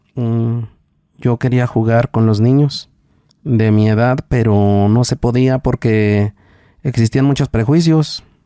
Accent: Mexico; de Texmola, se llama la comunidad donde yo nací

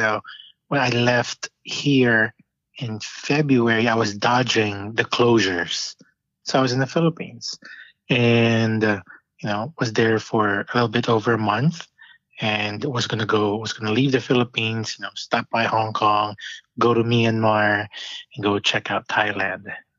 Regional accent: Panama City Beach, Florida, United States; I grew up in Florida, like Panama City Beach. I mean, we're the Redneck Riviera

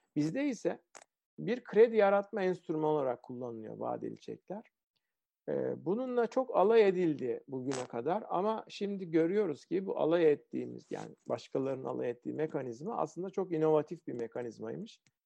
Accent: Ankara, Turkey; Ben Ankara'da büyüdüm. Ortaokulu filan liseyi Ankara'da okudum.

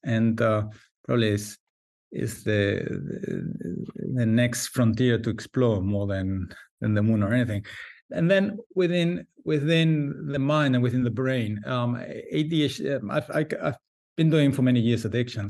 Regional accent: Valencia, Valencian Community, Spain; I'm a psychiatrist from Valencia, Spain

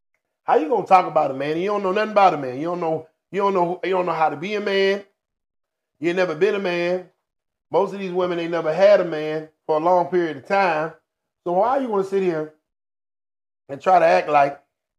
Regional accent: Hinesville, Georgia, United States; I'm from Hinesville, Georgia.

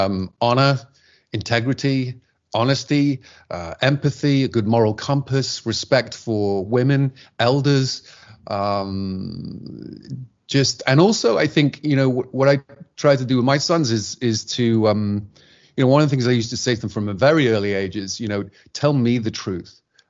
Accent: England, United Kingdom; which we used to do at home in my home country in England, we still do on a Sunday.

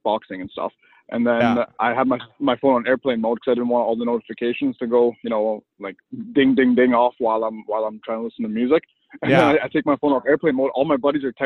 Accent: Germany; also born or lived in Kazakhstan; now in Chilliwack, Canada; I was born in Kazakhstan, but I grew up in Germany, so I'm half Russian and half German

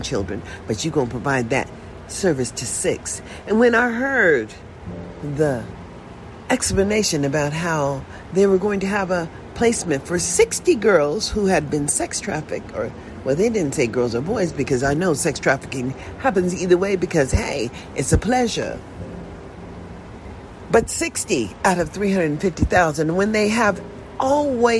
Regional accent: United States; I was born in a USA. And I'm just an American

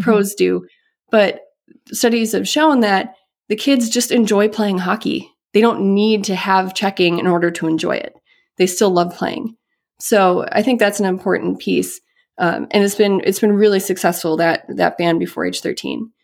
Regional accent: Midwest, United States; also born or lived in Boston; growing up in the Midwest

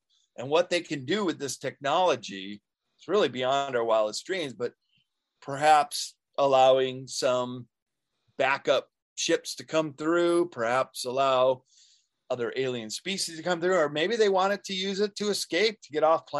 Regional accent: Chicago, Illinois, United States; now in California, United States; I grew up in Chicago

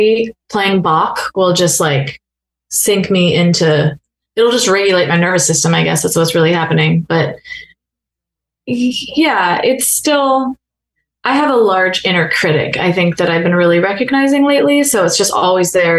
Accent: San Diego, California, United States; now in Nashville, United States; I'm from San Diego

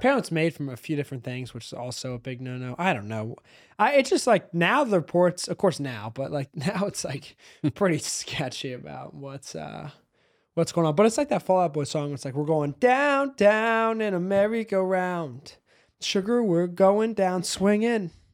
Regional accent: United States; I do say a lot of things different 'cause I am from South Hill

